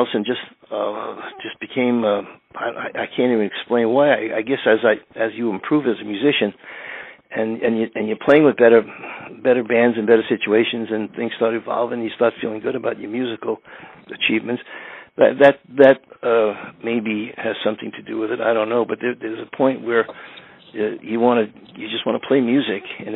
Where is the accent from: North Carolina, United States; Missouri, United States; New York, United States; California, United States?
New York, United States; New York City; the area of Astoria where I grew up